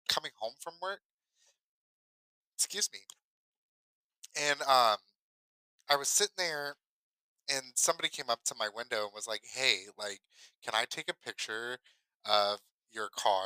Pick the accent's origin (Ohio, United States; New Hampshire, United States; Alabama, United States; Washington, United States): Ohio, United States; moved away as an adult; now in Kentucky, United States; I grew up in Ohio